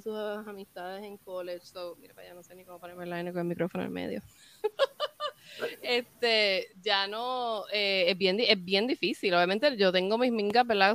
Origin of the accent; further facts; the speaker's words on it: Puerto Rico; moved away as an adult; now in Connecticut, United States; nosotras por ser puertorriqueñas